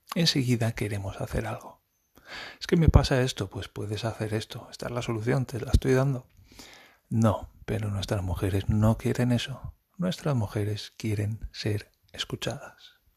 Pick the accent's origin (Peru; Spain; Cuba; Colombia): Spain; moved away; yo soy español y estoy aprendiendo alemán